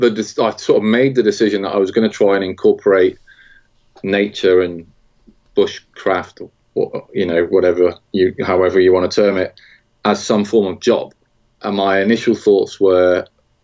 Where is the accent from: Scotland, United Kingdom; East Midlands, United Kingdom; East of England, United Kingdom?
East Midlands, United Kingdom; Nottingham; I grew up in around Nottingham